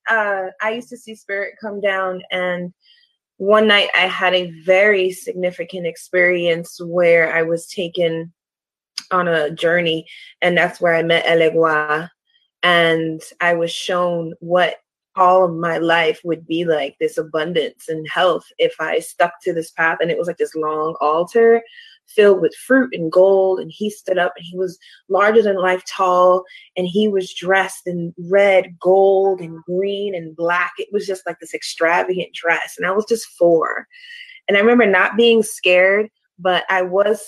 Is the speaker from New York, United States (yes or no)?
yes; New York City, New York, United States; moved away as an adult; now in Baltimore, United States; I'm originally from Brooklyn, New York. I'm Puerto Rican and Moroccan, born and raised in Brooklyn. I moved to Baltimore over 11 years now